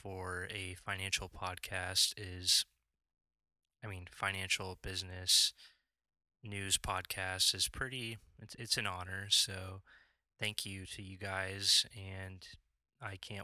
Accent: Lincoln, Nebraska, United States; I'm from Lincoln, Nebraska, born and raised here, lived here my whole life

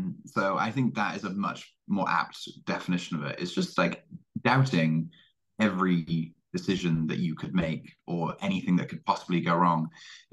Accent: Cardiff, Wales, United Kingdom; I am from Cardiff, Wales, despite not really having a Welsh accent.

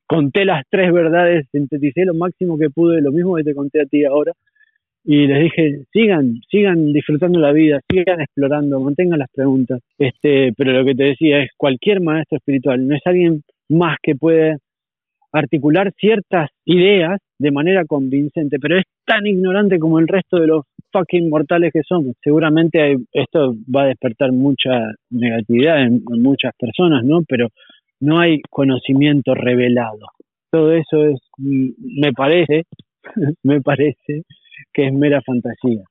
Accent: Argentina; moved away as an adult; also born or lived in Uruguay; now in Spain; Soy argentino, sí, argentino. Argentino viví hasta los 23 años en Argentina, después me fui a Uruguay

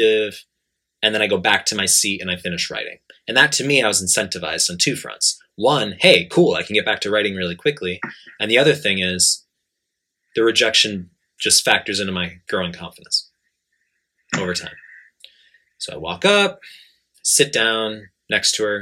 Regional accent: New York, United States; now in Japan; I'm from New York.

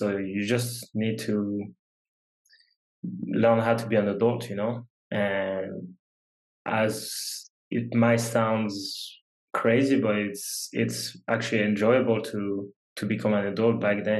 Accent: France; English is a second language; We've said I come from France, you know, whole different culture, whole different language.

